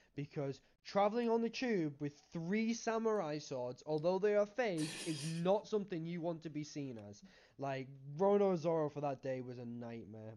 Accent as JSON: {"language": "English", "area": "Cumbria", "region": "North West England", "country": "United Kingdom", "said": "I'm from Cumbria"}